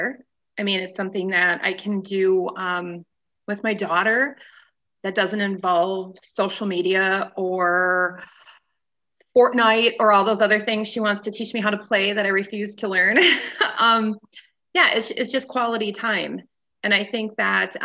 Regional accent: Goodman, Wisconsin, United States; moved away as an adult; also born or lived in Iron Mountain, Michigan / Upper Peninsula, Michigan; now in Green Bay, United States; I was born and raised in Goodman, Wisconsin, physically born in Iron Mountain, Michigan

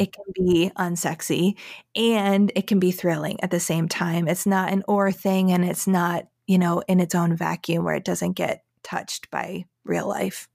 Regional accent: Syracuse, New York, United States; I am from Syracuse, New York, the area

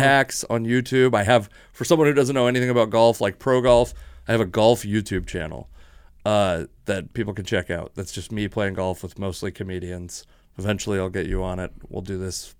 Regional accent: Washington, United States; I'm from Washington

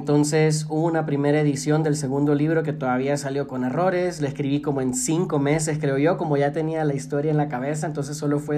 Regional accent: El Salvador; fue el autodescubrimiento en cuanto a mi identidad como salvadoreño.

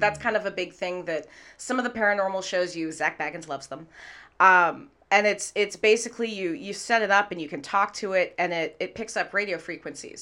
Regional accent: Redmond, Washington, United States; also born or lived in Manhattan / London; now in Seattle, United States; I grew up in Redmond, so I grew up local.

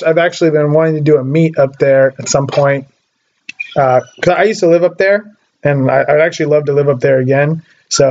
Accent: Oregon, United States; I grew up in Oregon, which is right below Washington

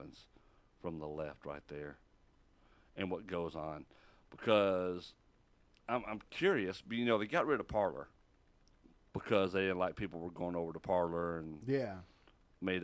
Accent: Texas, United States; now in Mississippi, United States; I'm from Texas.

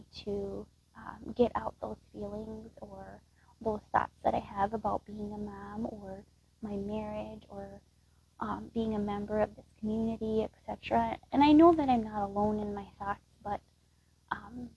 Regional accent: Texas, United States; moved away as an adult; now in Wisconsin, United States; I was actually born and raised in Texas, and I moved here to the Midwest, to Wisconsin

